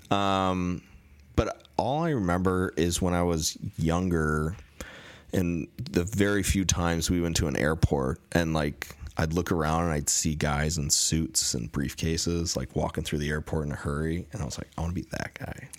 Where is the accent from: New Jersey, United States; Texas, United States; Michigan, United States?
Michigan, United States; born or raised there; moved away as an adult; also born or lived in Chicago / Seattle; now in Los Angeles, United States